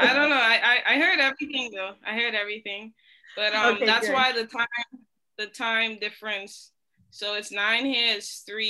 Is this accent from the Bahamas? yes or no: yes; Nassau, New Providence, Bahamas; moved away as an adult; now in New York, United States; Born and raised, yeah, in Nassau, Bahamas.